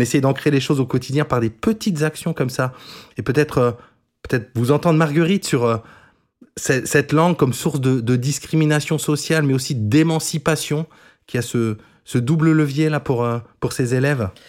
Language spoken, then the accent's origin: French; Moselle, Grand Est, France; accent: mosellan; notre accent mosellan, parce que j'espère que vous ne l'entendez pas trop, mais moi je viens de Moselle